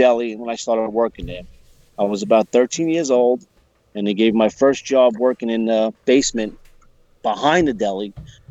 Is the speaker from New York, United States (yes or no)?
yes; New York City, New York, United States; moved away as an adult; now in Suffolk County, United States; I miss Rockaway every day, though. That's my hometown.